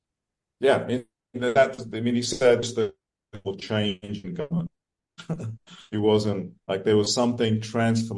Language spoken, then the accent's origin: English; England, United Kingdom; moved away as an adult; also born or lived in Kenya; now in United States; then we moved to England in 1962